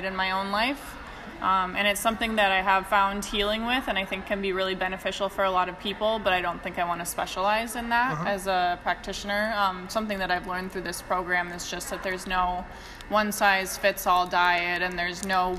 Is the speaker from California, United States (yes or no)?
no; Minnesota, United States; moved away as an adult; now in Sweden; I'm from Minnesota, but yeah, I live in Sweden